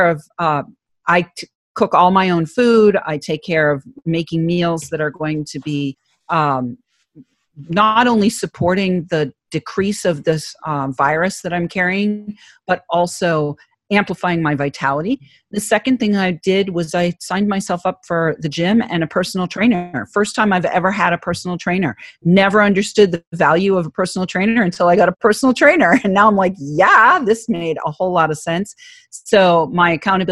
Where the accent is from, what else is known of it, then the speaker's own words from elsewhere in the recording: New England, United States; accent: Boston; I'm from New England, so I figured I'd play on the Boston accent